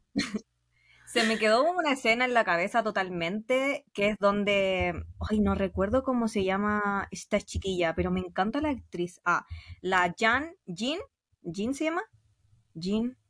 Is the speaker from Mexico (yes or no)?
no; Chile; soy chilena.